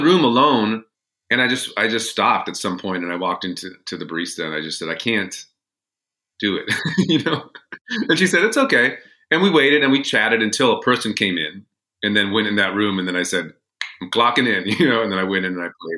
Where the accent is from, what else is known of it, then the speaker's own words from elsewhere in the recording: Los Angeles, California, United States; moved away; I grew up in Los Angeles